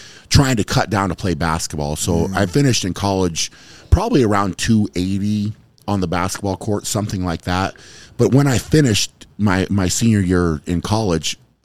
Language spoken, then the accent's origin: English; United States; as an American, you had the pro card